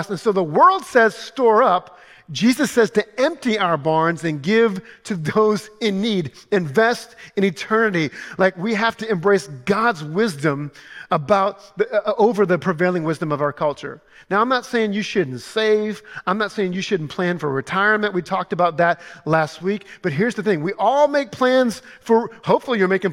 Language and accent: English; Louisiana, United States; I'm from Louisiana